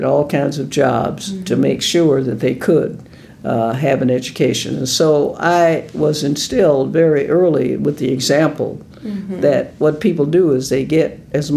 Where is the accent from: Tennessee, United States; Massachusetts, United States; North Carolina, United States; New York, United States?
Tennessee, United States; Nashville; I'm from Nashville, Tennessee, Davidson County, and I grew up in a very poor family